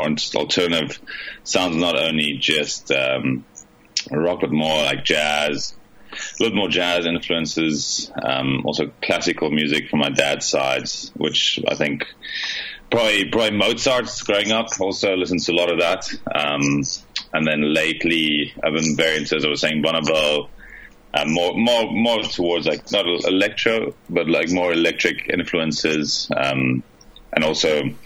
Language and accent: English; South Africa; now in Buenos Aires, Argentina; I'm initially from South Africa.